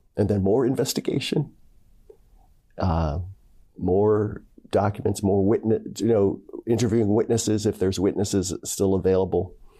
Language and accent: English; Philadelphia, Pennsylvania, United States; now in Dayton, United States; I'm originally from Philadelphia, Pennsylvania, uh, and raised with six other siblings